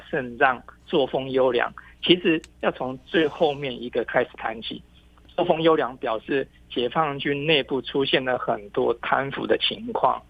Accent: Taiwan; 我们台湾

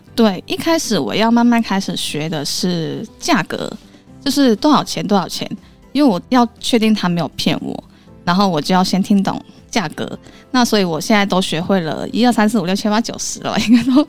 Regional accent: Kaiping, Guangdong, China; first language Cantonese; Chinese is a second language; moved away as an adult; now in Kaohsiung, Taiwan; 我们小时候还是讲粤语跟我们当地的方言，就是开平话。因为我是来自开平市，就是广东里面的一个小小的县市。它虽然叫开平市，但它其实是一个县级市，所以我们是属那个江门市管的，所以我们那个地方其实有一点点的复杂，因为它是属于第三线的城市了

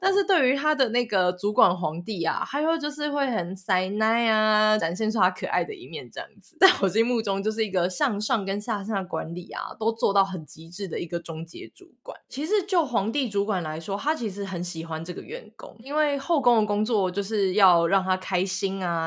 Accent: central and southern Taiwan, Taiwan; 我本身是中南部人

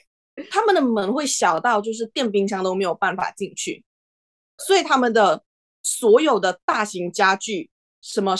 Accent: Malaysia; now in Netherlands; 如果我说我是马来西亚人，我就会觉得已经很麻木了吧，就不太会有很深的感触。但是这个门面大小，这确实就是来到荷兰，你也会看到

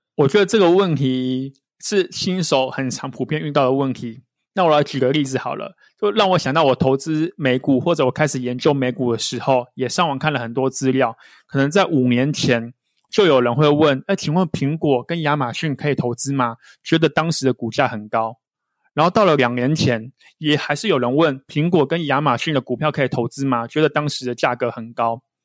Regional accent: Taiwan; 如果像我们是台湾人

